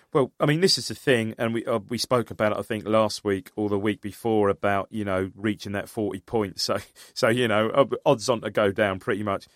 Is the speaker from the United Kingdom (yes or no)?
yes; United Kingdom; I grew up in Charter